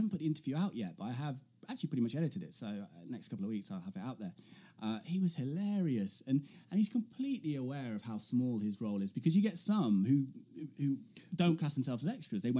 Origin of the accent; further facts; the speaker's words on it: Coventry, West Midlands, United Kingdom; my home city of Coventry, which is just famous again. Bombed loads in World War II. And also two-tone ska music, if you like